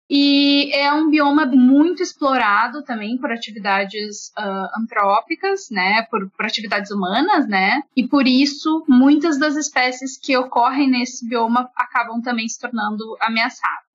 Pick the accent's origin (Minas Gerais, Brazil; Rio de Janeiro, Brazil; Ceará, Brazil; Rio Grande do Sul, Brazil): Rio Grande do Sul, Brazil; Alegrete; Eu sou nativa ainda do Pampa, eu sou nasci no Alegrete, que é uma cidade assim bem no meio do Pampa